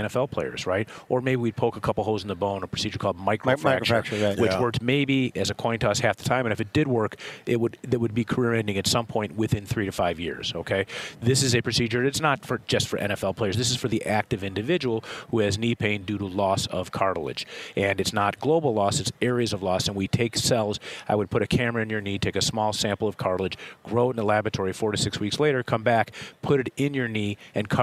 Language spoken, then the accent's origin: English; Chicago, Illinois, United States; I am from Chicago